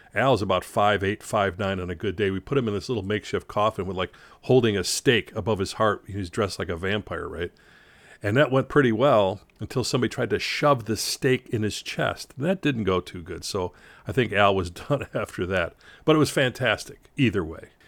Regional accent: Chicago, Illinois, United States; I grew up in Chicago

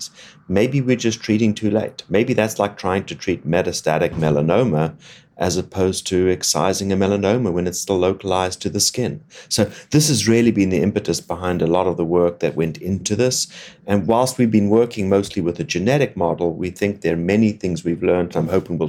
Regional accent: Cape Town, Western Cape, South Africa; moved away as an adult; also born or lived in Oxford, United Kingdom / Boston, United States / Atlanta, United States; now in Miami, United States; I grew up in Cape Town, South Africa, which is where I trained originally

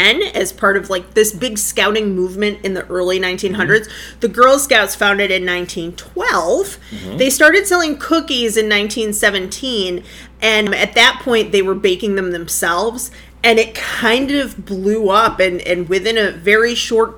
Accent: Lockport, United States; my hometown of Lockport

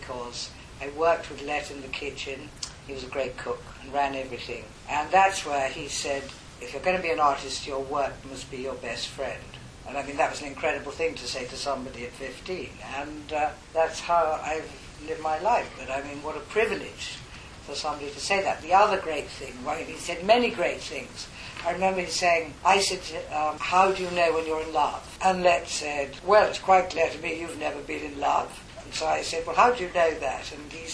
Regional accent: Hadleigh, East of England, United Kingdom; on the edge of Hadley, where I grew up in Suffolk

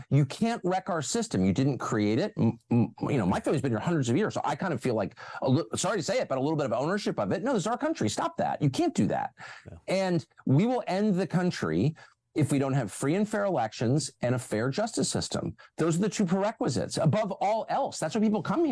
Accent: Washington, United States; we're from Washington

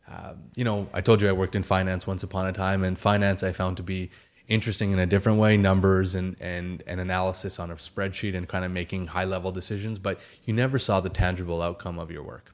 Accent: Calgary, Alberta, Canada; growing up in Calgary, Alberta, which is where I was born and raised

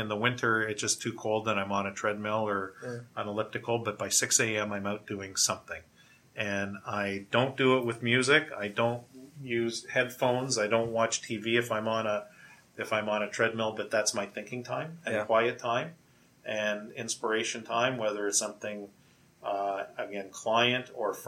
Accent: Windsor, Ontario, Canada; moved away as an adult; now in Toronto, Canada; I grew up in Windsor, Ontario

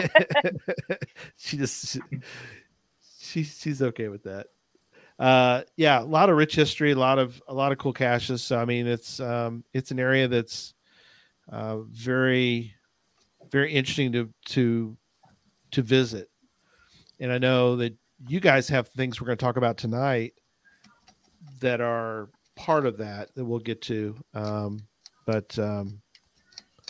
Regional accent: San Antonio, Texas, United States; I grew up in San Antonio

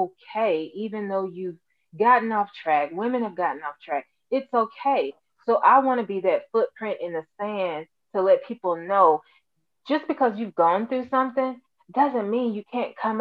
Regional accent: Alabama, United States; I'm actually from Alabama.

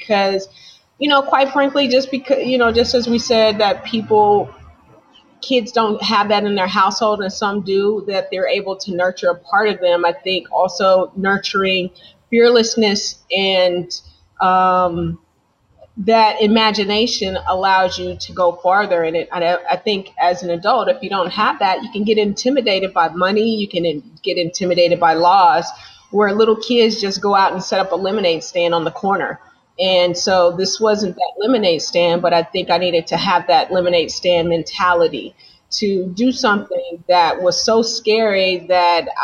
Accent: Las Vegas, Nevada, United States; now in Bay Area, United States; I'm from Las Vegas, and so we didn't really have sex stores there or that I knew

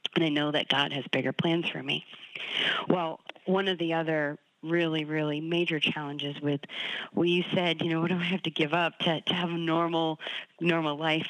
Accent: Boston, Massachusetts, United States; I'm from Boston, so New England sports is in my blood

